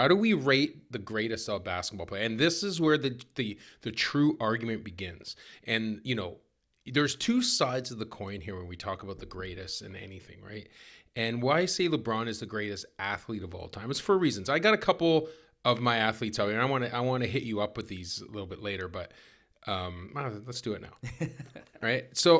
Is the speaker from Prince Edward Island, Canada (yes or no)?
no; Victoria, British Columbia, Canada; So I grew up in Victoria.